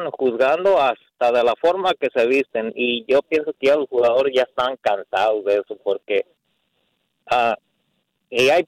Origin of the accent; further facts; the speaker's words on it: Mexico; now in Dallas, United States; Yo soy mexicano